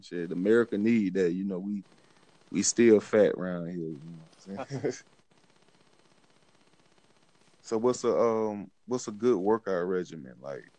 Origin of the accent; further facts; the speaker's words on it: Pensacola, Florida, United States; I'm from Florida, Pensacola, Florida.